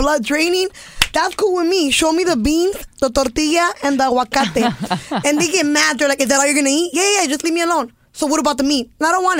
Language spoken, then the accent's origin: English; Los Angeles, California, United States; I grew up in East LA.